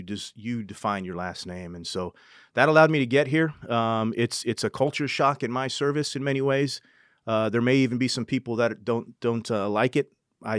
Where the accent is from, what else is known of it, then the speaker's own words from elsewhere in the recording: New Hampshire, United States; also born or lived in California; But I was born in New Hampshire and grew up there. My father was in the Army. We moved to California.